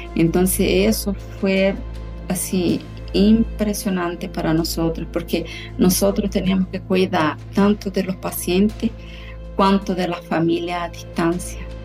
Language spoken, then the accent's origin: Spanish; Chile; now in São Paulo, Brazil; Yo soy chilena, vivo aquí en Brasil hace muchos años